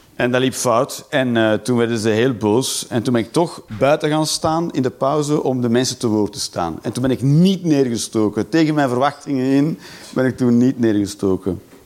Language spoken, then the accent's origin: Dutch; Belgium; als Belg